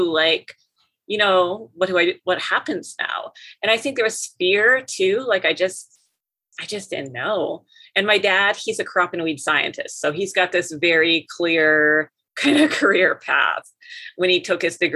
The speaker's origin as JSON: {"language": "English", "area": "near Fargo", "region": "Minnesota / North Dakota border", "country": "United States", "tie": "born or raised there", "moved": "as an adult", "lives_now": "Kansas, United States", "said": "I'm from Minnesota okay. in North Dakota, so I kind of grew up between you know on the border, kind of in the Minnesota side first, and then later in high school we moved to North Dakota, and then I was on the North Dakota side."}